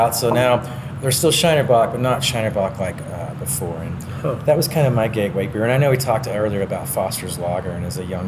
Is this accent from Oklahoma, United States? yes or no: yes; Oklahoma, United States; now in Colorado, United States; I'm from Oklahoma. I'm an Okie originally